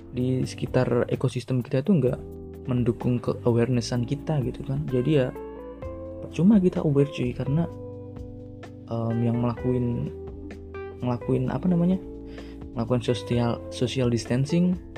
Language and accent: Indonesian; Salatiga, Central Java, Indonesia; di mana mana pokoknya yang merantau lah di luar daerah gue hometown gue di Salatiga gitu